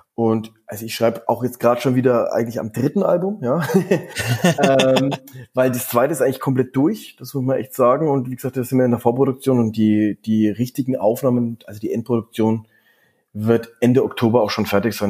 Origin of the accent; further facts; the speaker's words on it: Erlangen, Bavaria, Germany; now in Düsseldorf, Germany; dem Ort, wo ich aufgewachsen bin, aus, aus Erlangen